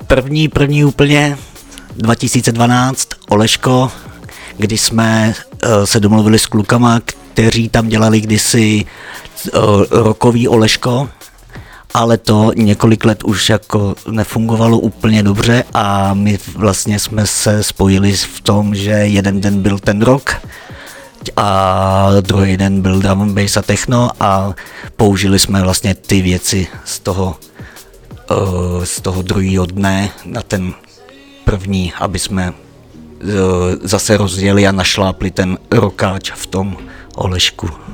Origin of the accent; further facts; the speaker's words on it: Žabovřesky nad Ohří, Ústí nad Labem Region, Czechia; also born or lived in Břežany / Spain; tady jsem se narodil v Roudnici, ale v Břežanech jsem žil pět let a potom už v Žabovřeskách nad Ohří